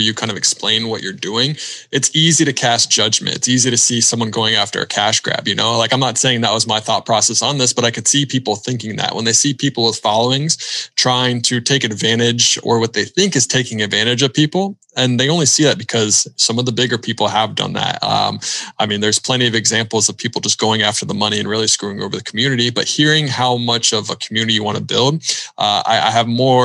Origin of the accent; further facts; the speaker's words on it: Charlotte, North Carolina, United States; we're both from Charlotte and Charlotte's the best